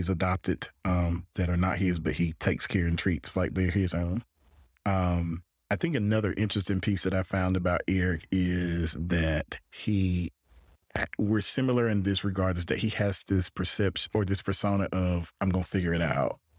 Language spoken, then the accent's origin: English; Gainesville, Florida, United States; No, I grew up in Gainesville, in Florida.